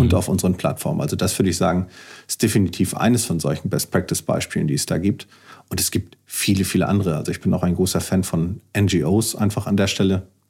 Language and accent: German; Kiel, Schleswig-Holstein, Germany; Ich bin Kieler